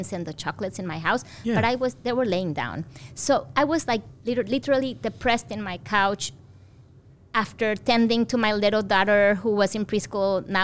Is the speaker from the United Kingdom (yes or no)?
no; Mexico; moved away; So I grew up in Mexico